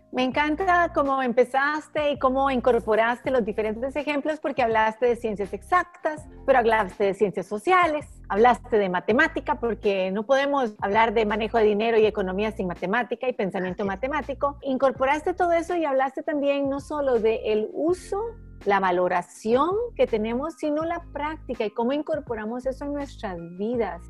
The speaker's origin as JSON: {"language": "Spanish", "country": "Costa Rica"}